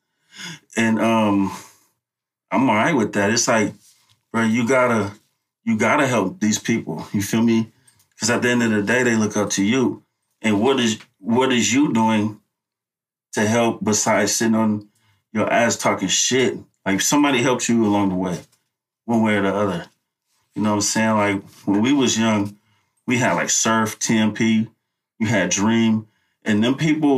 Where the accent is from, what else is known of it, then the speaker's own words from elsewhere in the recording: Oakland, California, United States; I came to the town when I was like 3. Mm-hmm. So I've been here all my life